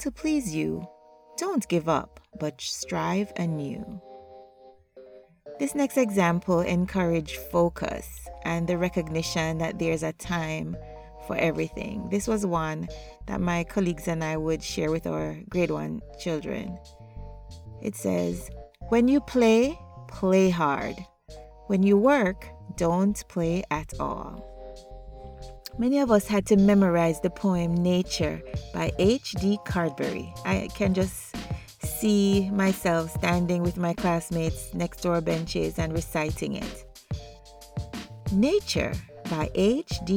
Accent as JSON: {"language": "English", "country": "Jamaica", "tie": "born or raised there", "said": "I was born and raised in Jamaica"}